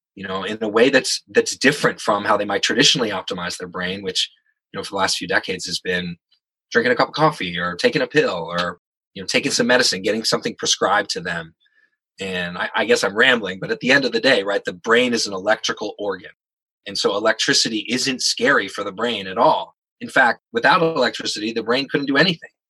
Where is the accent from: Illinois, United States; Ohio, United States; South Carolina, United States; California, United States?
California, United States; San Francisco; I'm from San Francisco